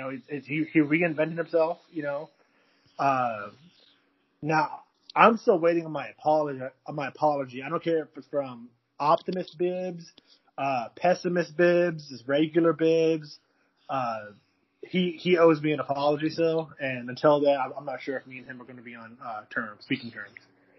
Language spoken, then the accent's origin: English; Missouri, United States; See, growing up in Missouri, I've been to one Mavs game, and it was great.